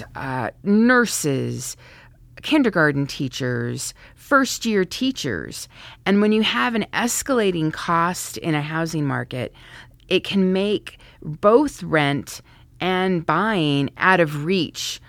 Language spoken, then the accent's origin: English; Santa Fe, New Mexico, United States; moved away as an adult; also born or lived in Colorado; now in Washington, D.C., United States; I was fortunate to grow up in Santa Fe, New Mexico